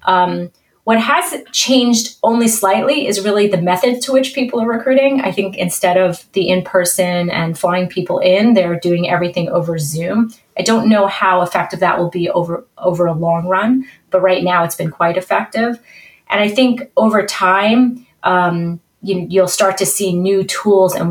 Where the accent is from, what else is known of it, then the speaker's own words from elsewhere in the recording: New York City, New York, United States; accent: New York; I have a nice New York accent. So I was born and bred in New York.